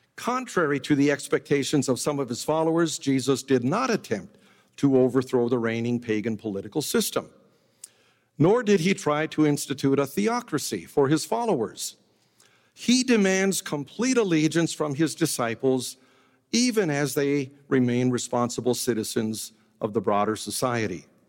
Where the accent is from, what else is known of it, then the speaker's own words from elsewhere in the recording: United States; we, as American evangelicals